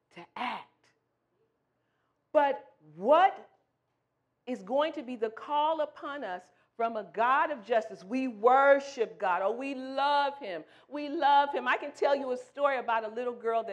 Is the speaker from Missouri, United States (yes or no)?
yes; St. Louis, Missouri, United States; moved away as an adult; I'm from the Midwest. I'm from St. Louis, Missouri. Originally, we've been in this area for about 14 years.